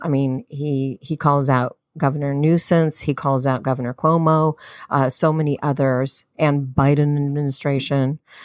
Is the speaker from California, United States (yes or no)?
yes; Southern California, United States; I'm Southern Californian